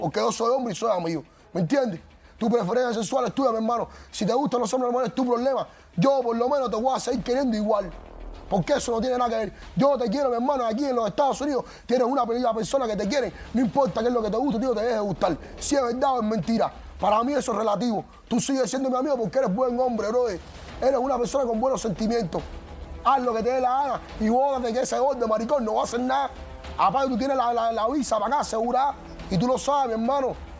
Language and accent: Spanish; Cuba; Yo soy cubano